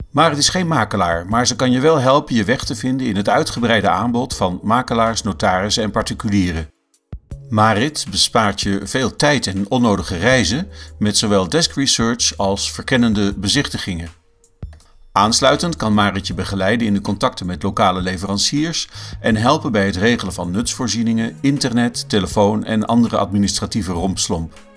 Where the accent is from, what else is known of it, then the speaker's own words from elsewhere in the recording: Netherlands; moved away as an adult; now in France; ik als Nederlander